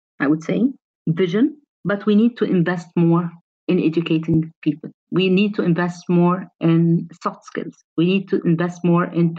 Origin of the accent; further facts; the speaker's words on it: Egypt; moved away as an adult; also born or lived in Europe; when I moved from Egypt to Europe, I excelled.